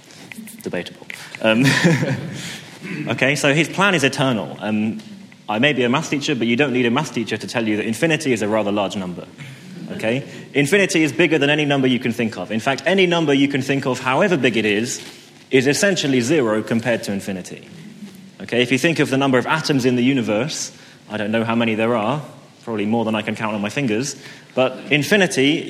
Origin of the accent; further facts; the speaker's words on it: St Albans, East of England, United Kingdom; As I was growing up in St. Albans, the pastor of my church back then